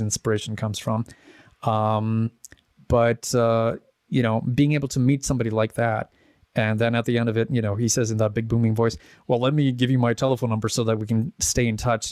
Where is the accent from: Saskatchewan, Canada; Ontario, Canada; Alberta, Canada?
Alberta, Canada; Edmonton; also born or lived in Czech Republic; grew up in Edmonton.